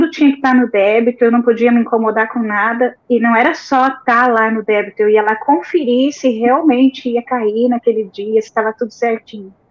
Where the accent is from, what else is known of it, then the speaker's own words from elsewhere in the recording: São José dos Pinhais, Paraná, Brazil; now in Blumenau, Brazil; já há quatro anos vivemos aqui, viemos do Paraná, de São José dos Pinhais.